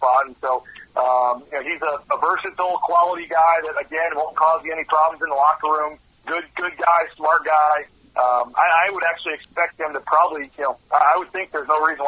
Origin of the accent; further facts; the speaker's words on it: St. Louis, Missouri, United States; moved away as an adult; now in Boise, United States; I'm not from Boise. I'm from St. Louis, actually, and I just moved out here randomly for the job.